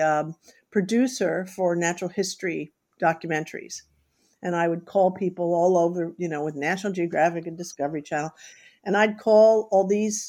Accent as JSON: {"language": "English", "town": "New York City", "region": "New York", "country": "United States", "tie": "born or raised there", "said": "I grew up in New York City without any pets"}